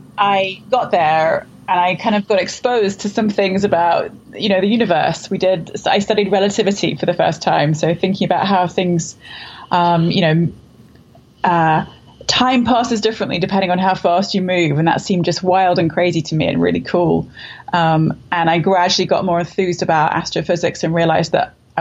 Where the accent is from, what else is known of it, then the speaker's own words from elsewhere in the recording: London, United Kingdom; I grew up in London.